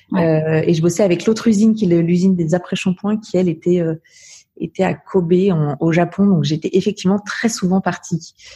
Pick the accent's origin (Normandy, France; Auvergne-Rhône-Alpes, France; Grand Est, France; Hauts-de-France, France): Auvergne-Rhône-Alpes, France; Savoie; also born or lived in Romans-sur-Isère, Drôme; je suis née dans la Drôme, mais en revanche, j'ai vraiment vécu euh, toute, toute, ma vie en Savoie